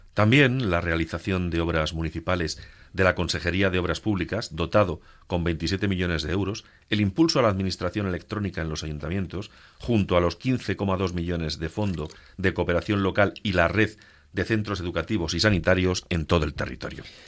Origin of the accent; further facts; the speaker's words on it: Castilla-La Mancha, Spain; como dicen en mi tierra manchega